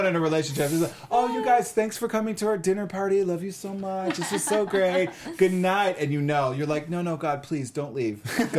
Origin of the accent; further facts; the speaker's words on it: South Africa; I'm South African.